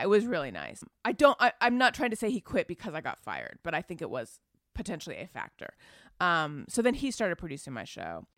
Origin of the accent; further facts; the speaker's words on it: Orange County, California, United States; also born or lived in Oakland, California; I grew up in Orange County, conservative, Republican